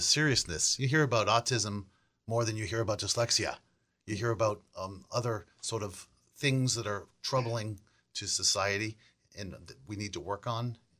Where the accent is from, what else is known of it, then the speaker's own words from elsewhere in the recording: Weston, Massachusetts, United States; also born or lived in Milton; I was born in Milton, but we ended up living most of my life in Weston